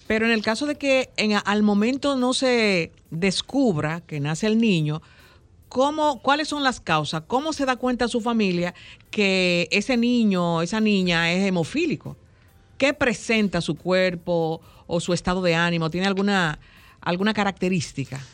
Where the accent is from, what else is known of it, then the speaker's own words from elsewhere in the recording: Dominican Republic; los dominicanos somos médicos todos